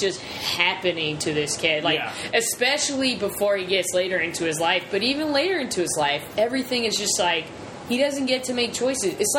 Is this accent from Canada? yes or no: no; the South, United States; I grew up in the South, so there's just a lot of Baptists